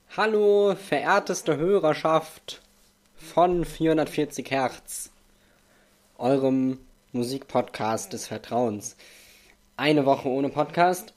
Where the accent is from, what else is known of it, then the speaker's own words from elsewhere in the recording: Germany; Denn ich bin in Deutschland geboren. Ich bin Deutscher von deutschen Eltern.